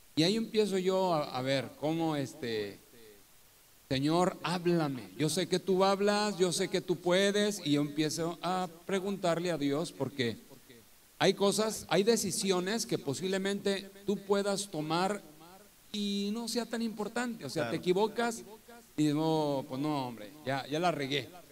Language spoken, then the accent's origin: Spanish; Torreón, Coahuila, Mexico; moved away as an adult; also born or lived in Álamo, Veracruz; now in Poza Rica, Mexico; yo soy de Torreón, Coahuila, del norte de México